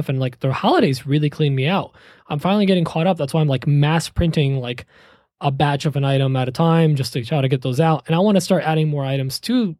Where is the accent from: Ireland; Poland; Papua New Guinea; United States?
Poland; moved away; I'm from Poland